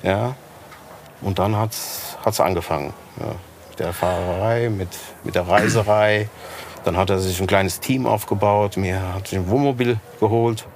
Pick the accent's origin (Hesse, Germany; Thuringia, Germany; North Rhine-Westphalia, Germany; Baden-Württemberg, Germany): Hesse, Germany; Rodgau; Ich, ja, aus Rottgau